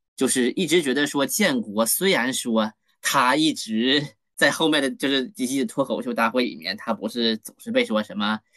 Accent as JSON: {"language": "Chinese", "region": "Northeast China", "country": "China", "said": "包括说他本身也是属于咱们东北人，他也是辽宁人"}